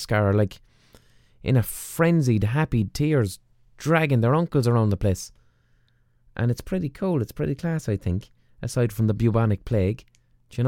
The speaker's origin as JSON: {"language": "English", "country": "Ireland", "said": "us as Westerners, as Irish people"}